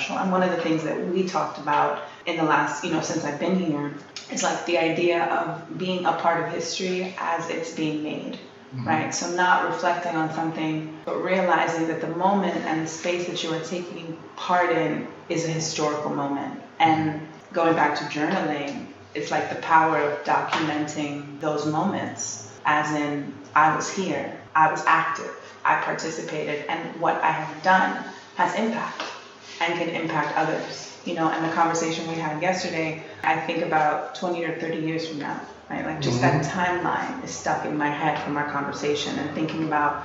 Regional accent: New York City, New York, United States; also born or lived in Harlem / Manhattan; I was born and bred in New York and grew up in Brooklyn and lived in Harlem for many years and have lived in Manhattan most of my life

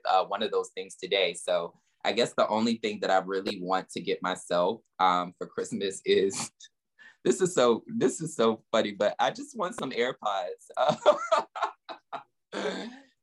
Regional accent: Southern Virginia, United States; now in New York, United States; I'm from Southern Virginia

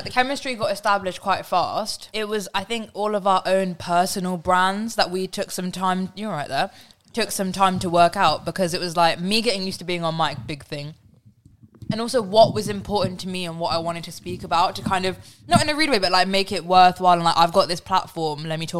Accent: Slough, South East England, United Kingdom; moved away as an adult; also born or lived in Liverpool

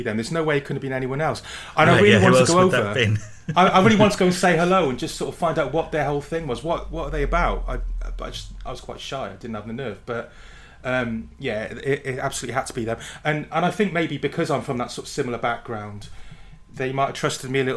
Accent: Barry, Wales, United Kingdom; I'm from Barry in South Wales, which is, I suppose, about 20 miles from Blackwood

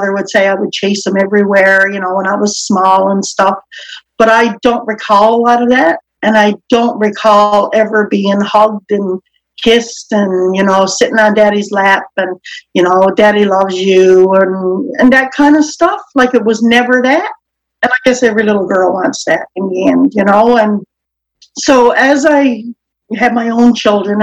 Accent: Newfoundland and Labrador, Canada; I will soon be 55, and I'm from Newfoundland

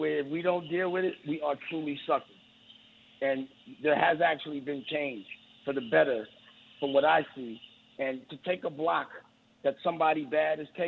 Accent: New York City, New York, United States; I'm from Harlem

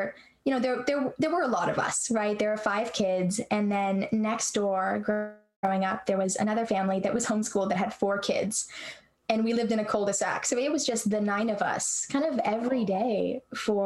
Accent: Santa Rosa, California, United States; I am from Santa Rosa, California, and I had kind of an interesting childhood in that I was homeschooled

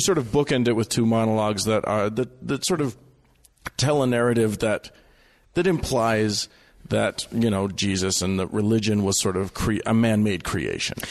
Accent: Utah, United States; I'm from Utah. I'm, I was raised L D S

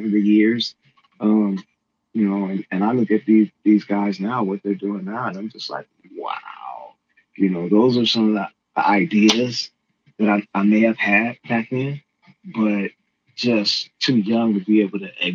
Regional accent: Compton, California, United States; I grew up in Compton

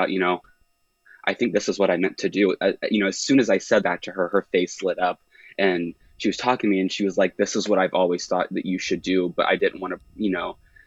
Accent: Indianapolis, Indiana, United States; I'm from the Indianapolis area

